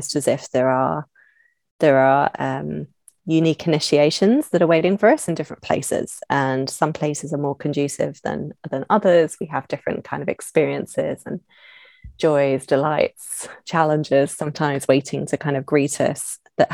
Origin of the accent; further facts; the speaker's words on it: London, United Kingdom; moved away; I'm from London originally, I'm from the UK.